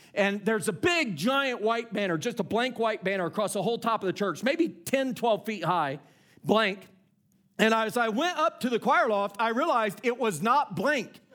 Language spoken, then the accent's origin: English; Indiana, United States; I grew up in Indiana